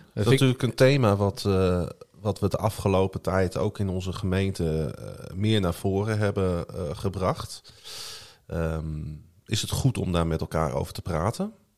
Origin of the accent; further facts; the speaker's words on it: Groningen, Netherlands; Ik ben gewoon geboren in Groningen, getogen in Groningen